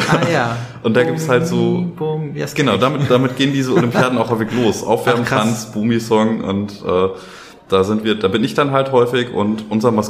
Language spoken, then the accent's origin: German; Schönberg, Germany; Also ich hatte da ähm, aus dem Ort, wo ich herkomme, Schönberg, da kommen wir nachher auch nochmal zu.